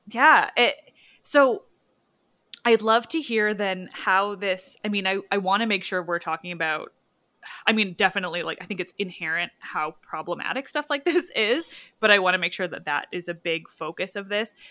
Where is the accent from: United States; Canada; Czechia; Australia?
Canada; We do love other Canadians